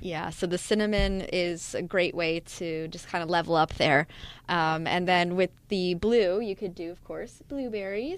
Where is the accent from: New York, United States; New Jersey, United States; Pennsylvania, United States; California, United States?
New Jersey, United States; I'm from Jersey